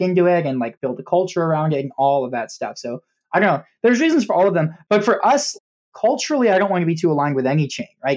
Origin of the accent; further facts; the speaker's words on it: Nebraska, United States; moved away as an adult; we did a small exhibition actually in my hometown in Nebraska before I moved